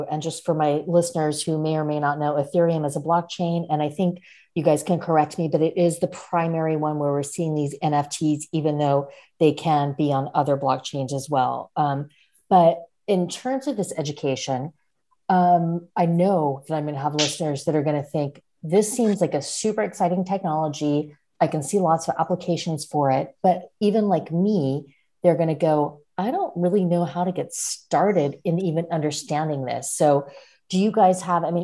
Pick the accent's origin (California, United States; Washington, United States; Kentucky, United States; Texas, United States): Washington, United States; Seattle; I'm from Seattle, which is where Robert Hess Drink Boy is from